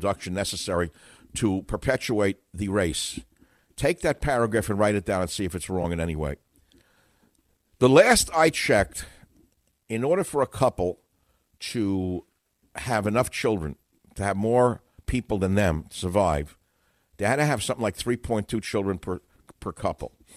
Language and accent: English; New York, United States; now in San Francisco, United States; growing up in New York